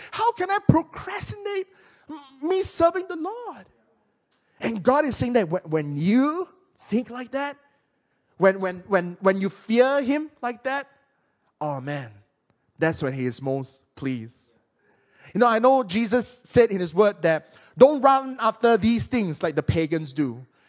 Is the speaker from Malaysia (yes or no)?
yes; Penang, Malaysia; my hometown in Penang